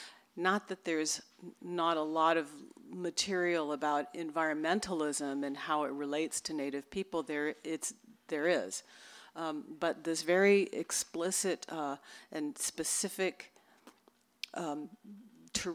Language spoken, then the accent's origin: English; Los Angeles, California, United States; moved away; I was born and raised in Los Angeles